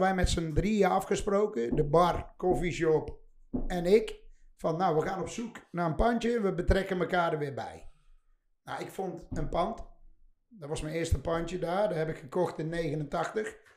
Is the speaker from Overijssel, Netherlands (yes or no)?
no; 's-Hertogenbosch, North Brabant, Netherlands; bij ons in de Karrenstraat, waar ik later mijn eerste shop heb gehuurd